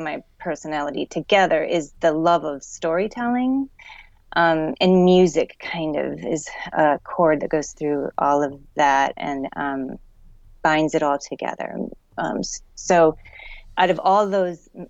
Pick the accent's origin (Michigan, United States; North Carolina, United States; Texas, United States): Michigan, United States; Detroit; now in New York City, United States; I grew up in a subdivision north of the city of Detroit